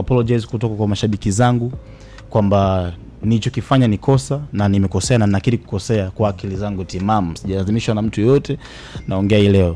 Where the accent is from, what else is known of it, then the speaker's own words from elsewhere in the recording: Tanzania; mimi ni Mtanzania